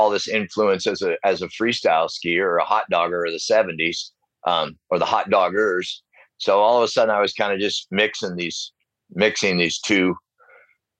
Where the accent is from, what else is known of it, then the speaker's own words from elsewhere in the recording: South Lake Tahoe, California, United States; I grew up in South Lake Tahoe, so I was exposed to all the hot dogging of the 70s